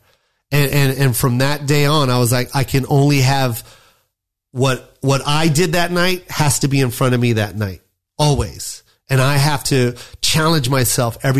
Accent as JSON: {"language": "English", "town": "Las Vegas", "region": "Nevada", "country": "United States", "said": "I'm from Vegas"}